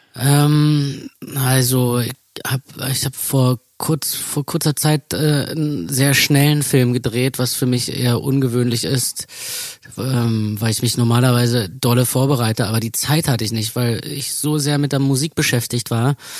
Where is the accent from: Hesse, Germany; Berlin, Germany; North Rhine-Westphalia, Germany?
Berlin, Germany; wir sind ähm, in Mitte aufgewachsen